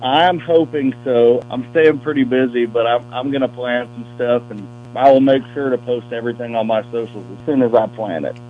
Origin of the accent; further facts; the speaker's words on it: Lakeland, Florida, United States; moved away as an adult; now in Nashville, United States; I'm from North Lakeland